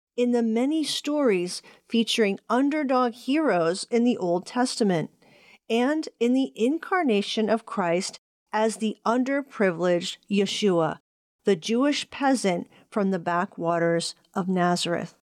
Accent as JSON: {"language": "English", "country": "Puerto Rico"}